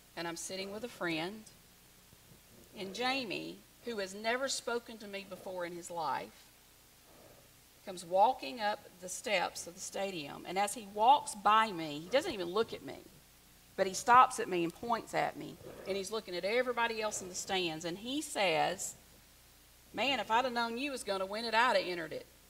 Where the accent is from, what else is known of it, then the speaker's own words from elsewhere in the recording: the South, United States; I'm from the South